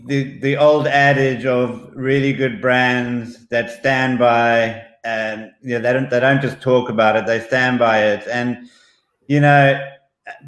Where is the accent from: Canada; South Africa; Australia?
South Africa; also born or lived in Zambia; I was born in Zambia, and we moved to South Africa at an early age.